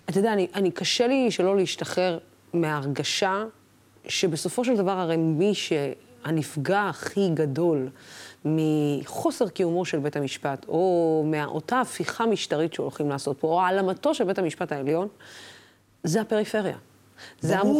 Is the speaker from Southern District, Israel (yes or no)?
yes; Dimona, Southern District, Israel; moved away; אני הגעתי מדימונה